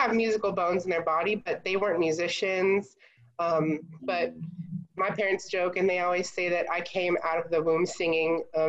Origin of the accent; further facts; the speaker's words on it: Houston, Texas, United States; also born or lived in Anaheim, California; I actually grew up in Anaheim, California. And then my parents both got jobs here in Houston, and we moved when I was 11.